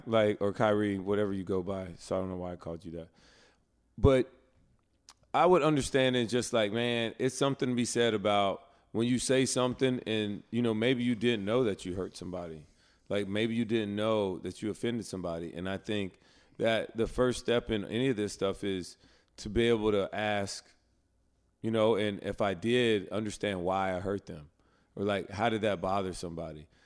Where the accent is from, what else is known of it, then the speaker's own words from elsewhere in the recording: Alabama, United States; a brother growing up in Alabama with parents who grew up in a segregated South